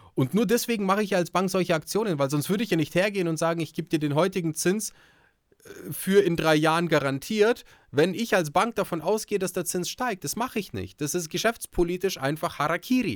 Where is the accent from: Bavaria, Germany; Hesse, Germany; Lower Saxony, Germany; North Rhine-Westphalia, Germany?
Bavaria, Germany; bei uns in Bayern